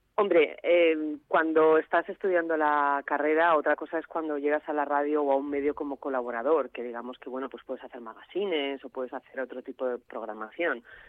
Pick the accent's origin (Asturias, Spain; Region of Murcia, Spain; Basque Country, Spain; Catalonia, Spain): Asturias, Spain; now in León, Spain; En cuanto vivo en León, hace unos cuantos años, voy a Asturias frecuentemente, es mi casa, mi tierra